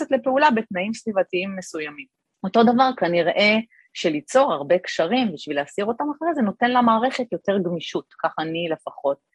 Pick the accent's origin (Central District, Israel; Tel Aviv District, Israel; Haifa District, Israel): Haifa District, Israel; Kiryat Ata; גדלתי בקריית אתא, אחרי זה עברנו לחיפה, אבל אה, גדלתי בקריית אתא